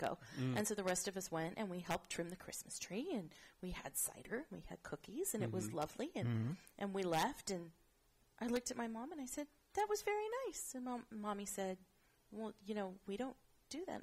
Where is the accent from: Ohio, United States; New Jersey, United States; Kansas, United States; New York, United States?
Kansas, United States; Wichita; moved away; also born or lived in Florida; I was raised in Wichita, Kansas